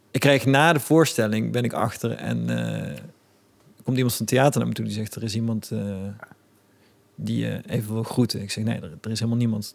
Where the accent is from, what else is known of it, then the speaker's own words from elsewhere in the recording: Eindhoven, North Brabant, Netherlands; Ik kom gewoon uit Eindhoven